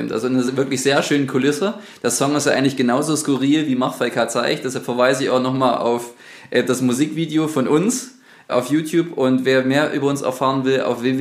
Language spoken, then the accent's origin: German; Sosa, Saxony, Germany; Der ist auch äh, in meiner Heimatgemeinde, also in Sosa, sowohl das auch in der, in der Kirche quasi tätig gewesen als Chorleiter.